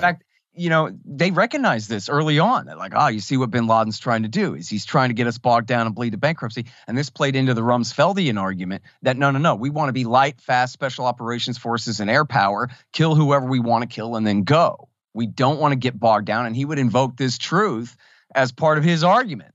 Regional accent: Texas, United States; I'm from Texas

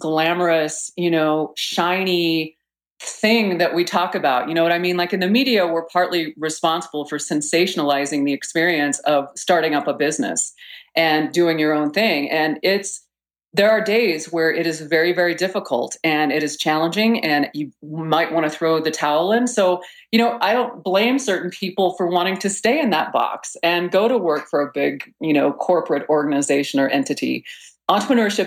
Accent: Texas, United States; moved away; also born or lived in Boulder, Colorado; I was born in Texas and went to school in Boulder and, of course, never went back to Texas

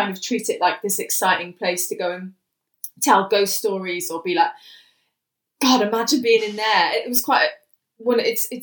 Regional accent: Wales, United Kingdom; growing up in Wales with a mum who suffers with bipolar disorder type 1

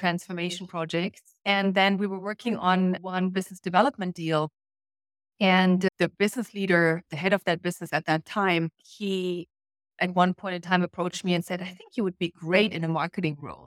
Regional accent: Germany; moved away as an adult; I grew up in East Germany

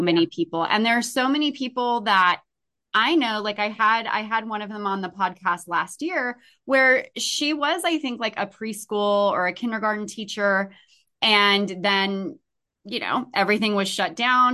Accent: California, United States; I come from California

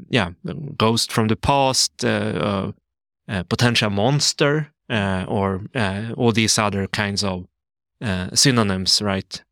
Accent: Sweden; also born or lived in South Korea; I come from Sweden. I am an adoptee from South Korea

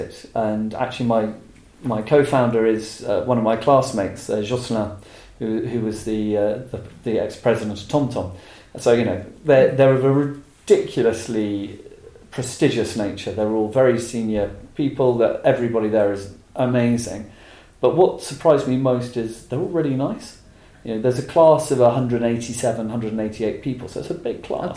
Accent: England, United Kingdom; being English

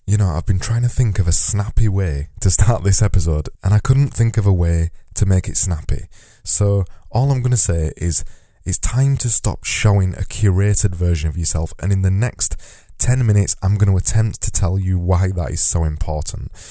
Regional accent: Yorkshire and the Humber, United Kingdom; accent: Yorkshire; my Yorkshire accent means that I extend my vowels

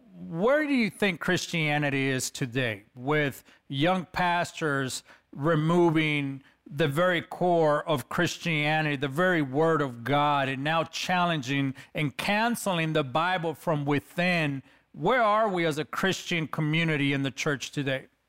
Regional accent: Los Angeles, California, United States; I'm a kid from East L A, California

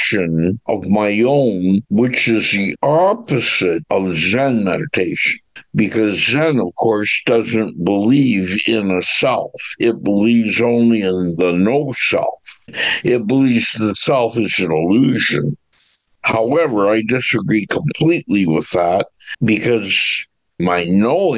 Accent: Orillia, Ontario, Canada; also born or lived in Hamilton, Ontario / Selkirk, Ontario; I was born in Hamilton and raised in Selkirk until I was about 6.5 years old, and then we moved to Orillia.

